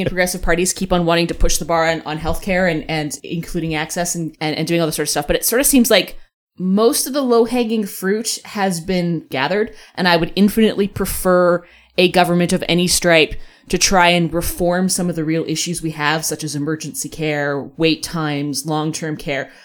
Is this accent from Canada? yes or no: yes; Alberta, Canada; And I'm coming from Alberta on this one